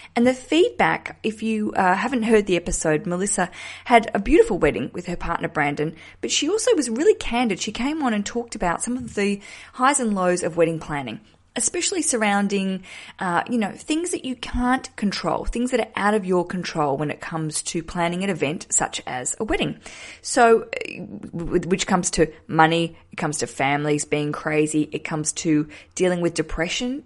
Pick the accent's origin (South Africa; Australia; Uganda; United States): Australia; moved away as an adult; also born or lived in Hobart, Tasmania; now in London, United Kingdom